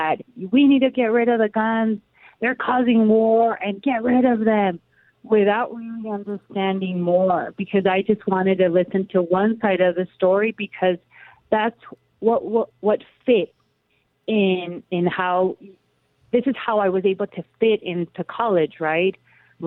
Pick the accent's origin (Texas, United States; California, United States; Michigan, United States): California, United States; Calexico; I was born and raised in Calexico in the border town